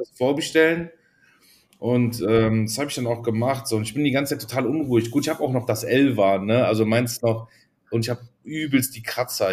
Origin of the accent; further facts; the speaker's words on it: Cologne, North Rhine-Westphalia, Germany; bei uns in Köln gibt es den ersten FC Köln